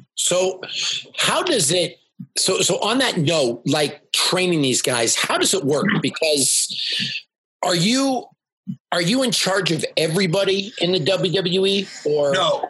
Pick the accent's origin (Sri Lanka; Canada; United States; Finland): Canada; I'm a Canadian